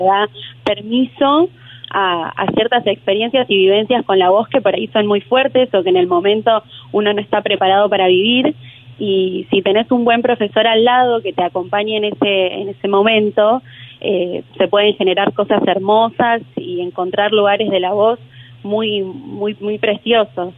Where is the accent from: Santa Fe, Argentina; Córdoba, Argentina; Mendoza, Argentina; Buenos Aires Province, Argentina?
Buenos Aires Province, Argentina; Junín; yo soy de Junín y ella es de Junín también, eh, Junín Buenos Aires, y ahí la escuché cuando era chica